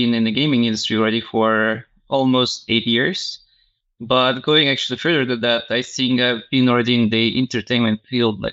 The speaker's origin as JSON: {"language": "English", "town": "Tallinn", "region": "Harju County", "country": "Estonia", "tie": "born or raised there", "also_born_or_lived": "Finland / Spain / Paris, France", "moved": "as an adult", "said": "in my hometown in Tallinn, Estonia."}